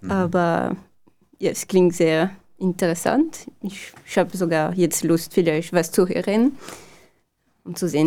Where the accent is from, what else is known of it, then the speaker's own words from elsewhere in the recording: France; German is a second language; now in Linz, Austria; Ich komme aus Frankreich, wie man es hören kann.